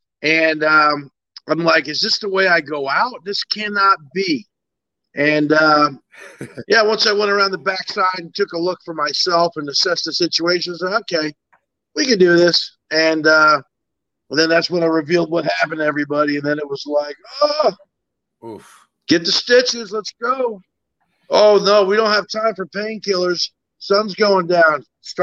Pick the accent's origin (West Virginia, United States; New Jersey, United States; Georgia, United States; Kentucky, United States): New Jersey, United States; No, I even tell everybody back home, like a lot of my classmates from high school, and they're like, hey